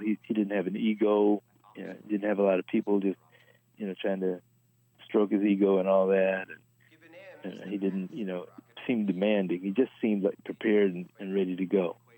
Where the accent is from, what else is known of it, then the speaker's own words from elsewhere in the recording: Los Angeles, California, United States; born and raised in Los Angeles